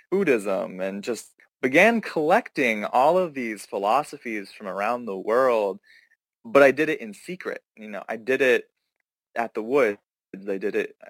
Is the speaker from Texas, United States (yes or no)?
no; Pennsylvania, United States; moved away; I grew up in a very conservative area, conservative family. I'm originally from Pennsylvania